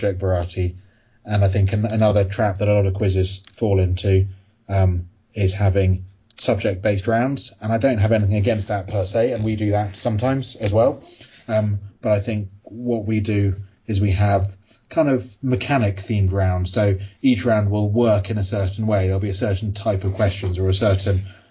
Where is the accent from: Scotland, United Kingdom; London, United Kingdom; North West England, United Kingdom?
London, United Kingdom; I am from London.